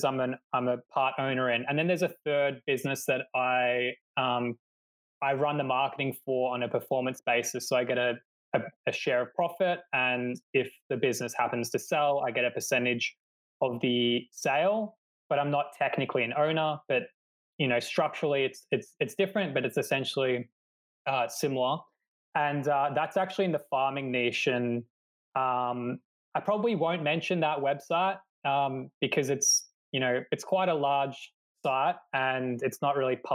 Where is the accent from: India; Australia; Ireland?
Australia; moved away as an adult; now in Poland; I'm actually from Australia